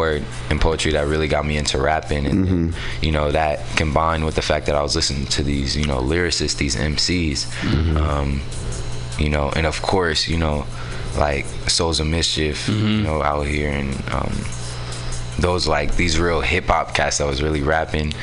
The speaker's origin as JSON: {"language": "English", "town": "San Francisco", "region": "California", "country": "United States", "tie": "born or raised there", "also_born_or_lived": "Oakland", "said": "I was technically born in Oakland, but I was raised out here in San Francisco. I grew up in the Mo."}